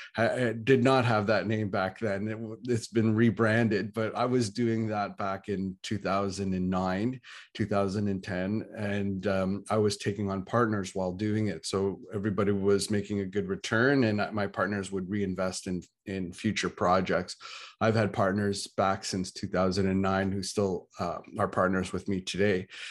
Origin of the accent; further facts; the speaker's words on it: Ontario, Canada; I'm from Canada, I'm from Ontario